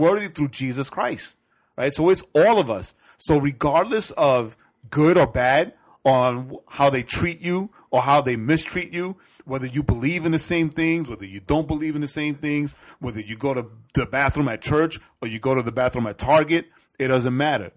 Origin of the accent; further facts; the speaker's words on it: New York City, New York, United States; I grew up in Edgemere